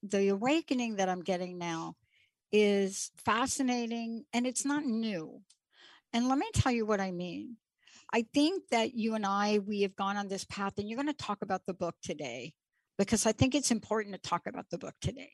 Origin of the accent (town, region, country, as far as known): New York, United States; born or raised there